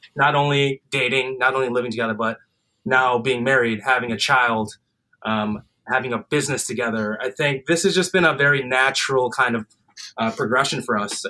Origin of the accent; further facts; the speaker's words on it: Highland Park, Illinois, United States; I grew up in Highland Park, suburb of Chicago